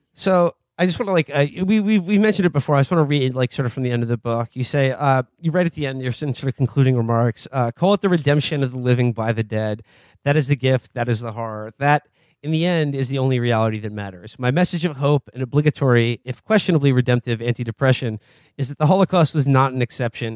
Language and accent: English; New York City, New York, United States; I grew up in the Upper West Side